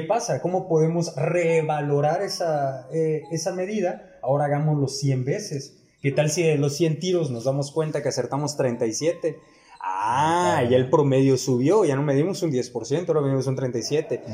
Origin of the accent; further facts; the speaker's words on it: Ciudad del Carmen, Campeche, Mexico; also born or lived in Mexico City; de la ciudad de donde somos, de Ciudad del Carmen, Campeche, México, aquí en la isla